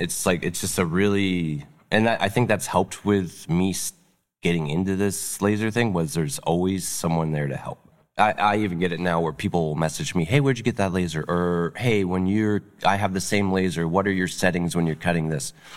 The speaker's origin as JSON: {"language": "English", "town": "North Bay", "region": "Ontario", "country": "Canada", "tie": "born or raised there", "moved": "yes", "said": "I grew up in North Bay"}